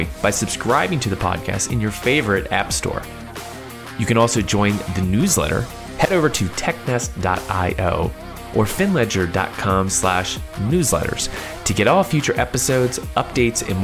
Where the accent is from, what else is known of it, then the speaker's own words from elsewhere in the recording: Philadelphia, Pennsylvania, United States; moved away; also born or lived in Chicago; I'm from Philly